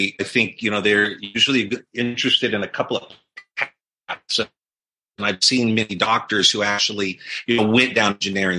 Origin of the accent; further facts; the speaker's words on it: Los Angeles, California, United States; now in Newport Beach, United States; I grew up in Fernando Valley, so in Tarzana